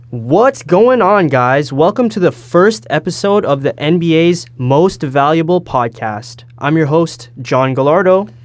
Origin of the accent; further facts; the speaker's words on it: Brampton, Ontario, Canada; also born or lived in Toronto; I'm from the Toronto area. I was born in Toronto, and I'm from Brampton